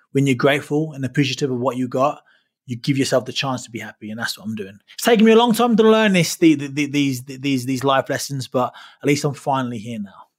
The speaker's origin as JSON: {"language": "English", "region": "London", "country": "United Kingdom", "tie": "born or raised there", "moved": "yes", "said": "London is my hometown"}